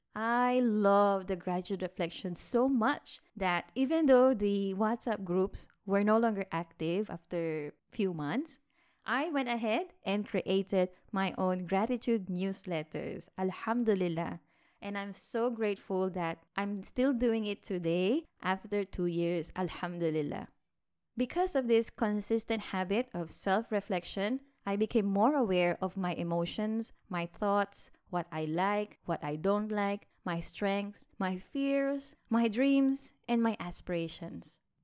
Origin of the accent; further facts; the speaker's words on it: Philippines; moved away as an adult; now in Malaysia; I'm from the Philippines and I moved to Malaysia in two thousand sixteen for better work opportunities